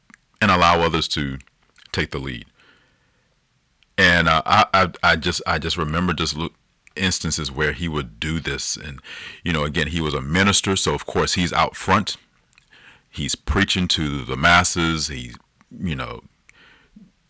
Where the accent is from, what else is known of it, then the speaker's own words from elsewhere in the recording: Decatur, Georgia, United States; a middle-class family living in DeKalb County down in Georgia. Or for a good portion of my life, we grew up in Decatur